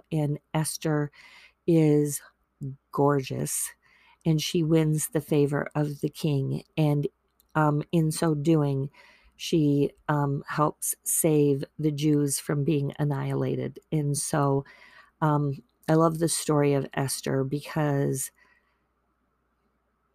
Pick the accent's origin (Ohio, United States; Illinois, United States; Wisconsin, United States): Wisconsin, United States; also born or lived in Virginia; I was born in Virginia, but I was raised in Wisconsin. I came when I was in the middle of the first grade